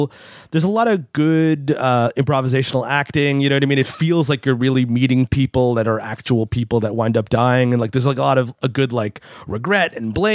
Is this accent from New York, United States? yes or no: yes; New York, United States; I'm from New York